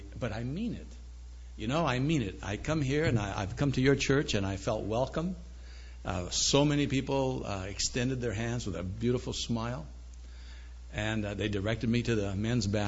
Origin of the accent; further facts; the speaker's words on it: Chico, California, United States; also born or lived in Seattle, Washington; We had a farm in Chico, California.